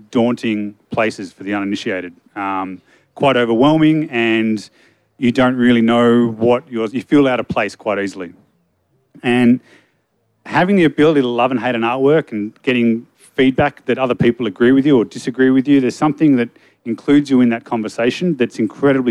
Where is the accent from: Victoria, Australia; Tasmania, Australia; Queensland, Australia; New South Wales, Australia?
Tasmania, Australia; Hobart; moved away as an adult; now in Melbourne, Australia; I'm from Hobart. I moved over to Melbourne in 2004